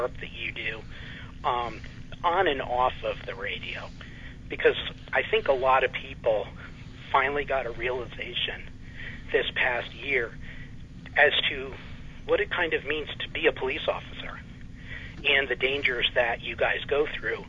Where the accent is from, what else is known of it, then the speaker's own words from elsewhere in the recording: New England, United States; I grew up in New England